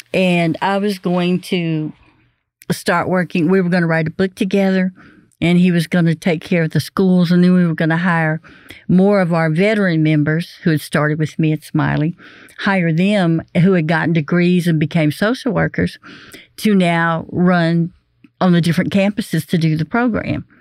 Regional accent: Beaumont, Texas, United States; I grew up in the Beaumont area

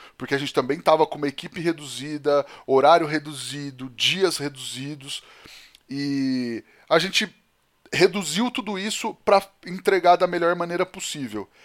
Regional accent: Penápolis, São Paulo, Brazil; also born or lived in Campinas; eu cresci em Penápolis, né? Eu sou nascido em Campinas, mas eu cresci mesmo em Penápolis, me considero muito penapolense também

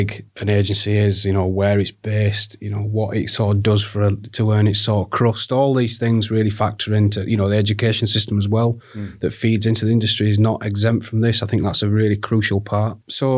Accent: Barnsley, Yorkshire and the Humber, United Kingdom; But I grew up in Barnsley, which is in South Yorkshire, trapped in between, you know, Sheffield and Leeds

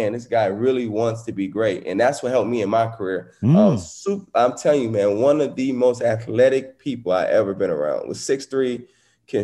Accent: New Orleans, Louisiana, United States; I grew up in New Orleans, so I'm a New Orleans fan

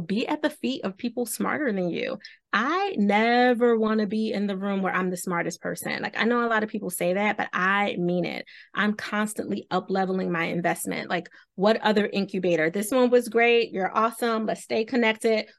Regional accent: Philadelphia, Pennsylvania, United States; I'm walking from South Philly to Chestnut Hill, if you have any idea how far that is. It's very, very far to go to school

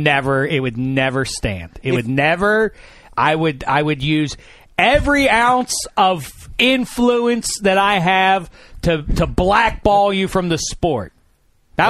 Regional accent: Pittsburgh, Pennsylvania, United States; moved away as an adult; I feel like it's a form of emotional child abuse for me from 3,000 miles away from my hometown of Pittsburgh.

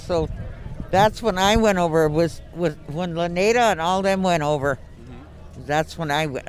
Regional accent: South Dakota, United States; I'm from South Dakota also.

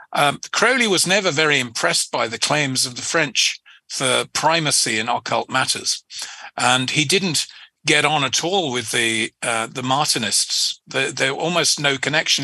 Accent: England, United Kingdom; as an Englishman, you you grow up

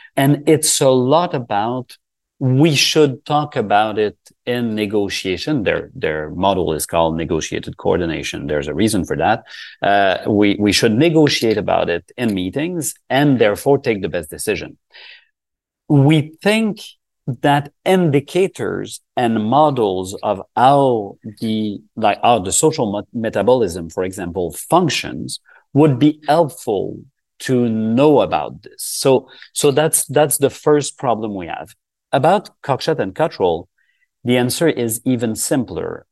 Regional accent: Canada; we are from Canada

